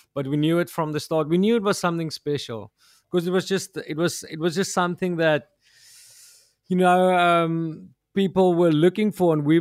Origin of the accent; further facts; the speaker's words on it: South Africa; first language Afrikaans; English is a second language; I just see myself as an South African